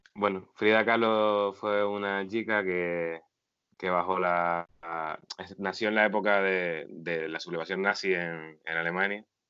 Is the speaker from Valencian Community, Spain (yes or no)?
no; Agaete, Canary Islands, Spain